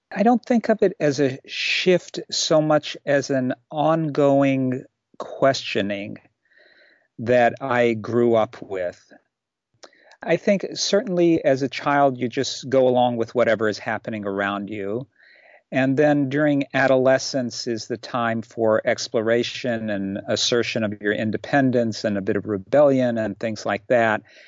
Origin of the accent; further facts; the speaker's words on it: Kentucky, United States; moved away as an adult; also born or lived in Shiraz, Iran / Chicago area; now in Czech Republic; in the third grade moved to this particular town in Kentucky where I grew up.